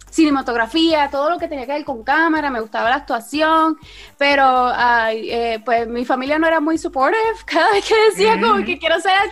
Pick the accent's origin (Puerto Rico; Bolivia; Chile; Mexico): Puerto Rico; also born or lived in Mayagüez / San Germán / Lajas; acá de Puerto pues Rico. naturalmente, ese, ese es un, un que tengo en mi vida, pero nací en Mayagüez. Y de ahí, pues, eh, mi, la familia de mi papá es de San Germán, estuve como unos tres añitos, cuatro años en San Germán, luego me mudé para Lajas